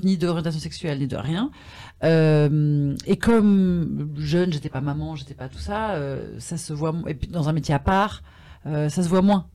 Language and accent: French; France; je suis française.